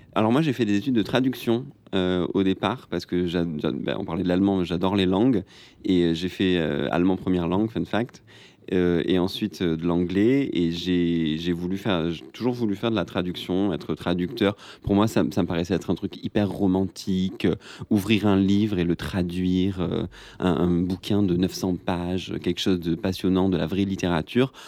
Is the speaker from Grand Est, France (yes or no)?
no; Marseille, Provence-Alpes-Côte d'Azur, France; je viens de Marseille